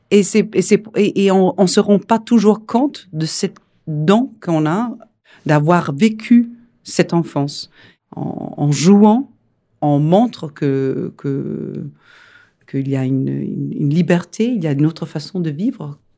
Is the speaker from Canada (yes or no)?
no; Denmark; French is a second language; moved away as an adult; also born or lived in Rome, Italy; now in Paris, France; je suis danoise et c'est pour ça que j'ai un accent